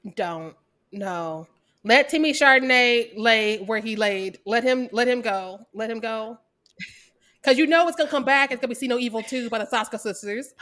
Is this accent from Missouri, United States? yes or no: yes; Missouri, United States; I'm from Missouri.